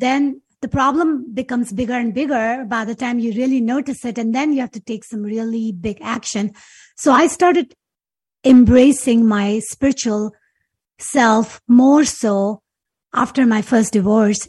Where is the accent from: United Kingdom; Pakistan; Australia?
Pakistan; Karachi, Sindh; moved away as an adult; now in United States; growing up in Pakistan